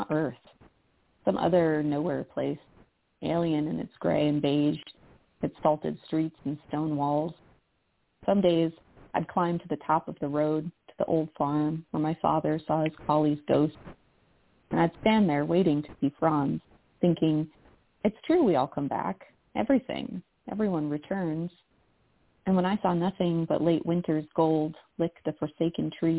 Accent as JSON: {"language": "English", "region": "Massachusetts", "country": "United States", "tie": "born or raised there", "moved": "as an adult", "said": "I grew up in Massachusetts, and I haven't lived there in like 10 years"}